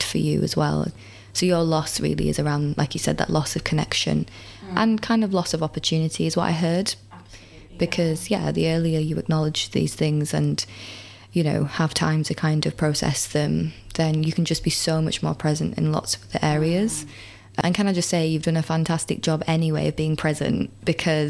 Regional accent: United Kingdom; I'm British

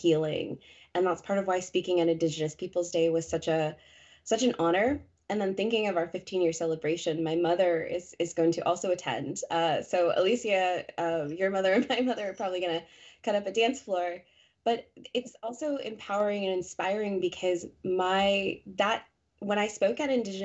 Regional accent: Colorado, United States; moved away as an adult; now in New England, United States; I'm born and raised in Colorado, that is home

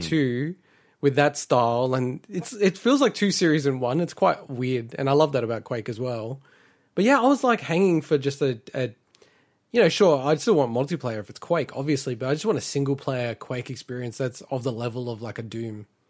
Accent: Victoria, Australia; moved away; in Victoria, my home state, not that I live there anymore.

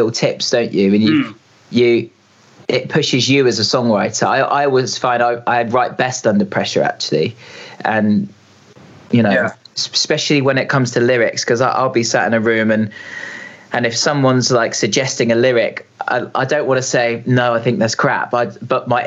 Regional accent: Reading, South East England, United Kingdom; we're both from Reading. We grew up together.

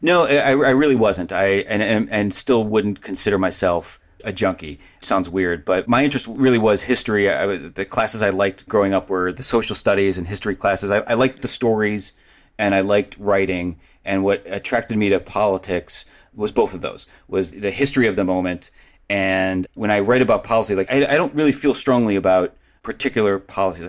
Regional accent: Cleveland, Ohio, United States; I grew up in Cleveland.

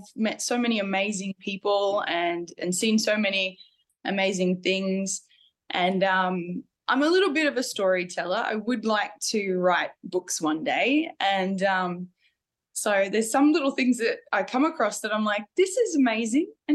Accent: Mackay, Queensland, Australia; So I grew up in central eastern Queensland, in a little town called Mackay, and grew up on a farm

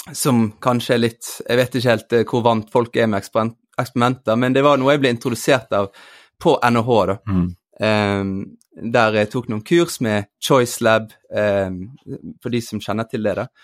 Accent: Bergen, Vestland, Norway; moved away; also born or lived in Eastern Norway (Østlandet); Jeg vokste opp i Bergen, ble født i Bergen, men vokste opp også deler på Østlandet

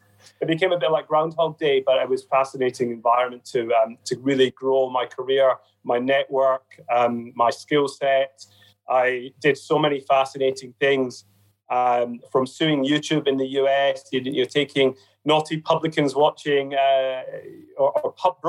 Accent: Glasgow, Scotland, United Kingdom; Well, I think as a youngster growing up in Glasgow, you were either Rangers or Celtic, and I got taken to a Rangers game by my late grandpa, so that Rangers became a way of life for me.

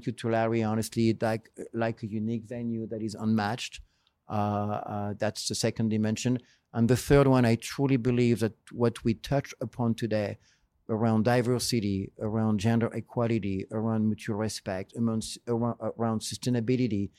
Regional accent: France; now in United States; this is my French side. We celebrate a lot in France

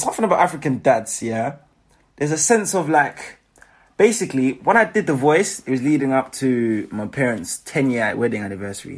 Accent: Manchester, North West England, United Kingdom; also born or lived in Zimbabwe; I was born in Manchester

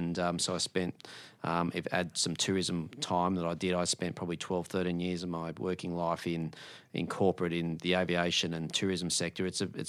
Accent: New South Wales, Australia; now in Melbourne, Australia; I grew up in the Hunter region in New South Wales. I live and reside in Melbourne, and I now hold a job in Canberra.

